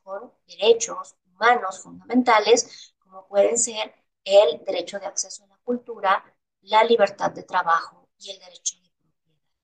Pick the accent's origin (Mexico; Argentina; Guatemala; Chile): Mexico; en México somos herederos de las cosmovisiones de los pueblos originarios